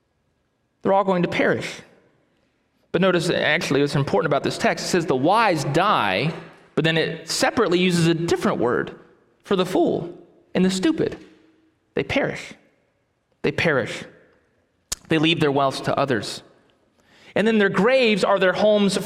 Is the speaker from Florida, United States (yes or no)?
yes; Titusville, Florida, United States; I grew up in Titusville, Florida.